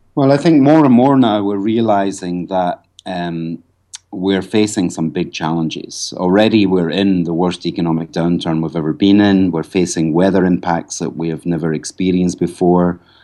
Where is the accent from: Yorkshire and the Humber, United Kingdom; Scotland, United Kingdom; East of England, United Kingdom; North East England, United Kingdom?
Scotland, United Kingdom; moved away as an adult; also born or lived in Ireland; now in Cloughjordan, Ireland; I'm actually, I'm not Irish. I'm actually Scottish.